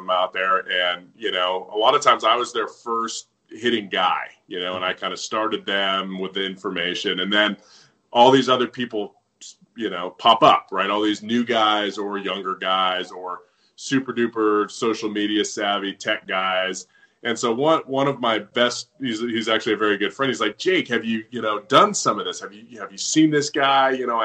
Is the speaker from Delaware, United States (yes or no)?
no; Southern California, United States; I grew up with him in Southern California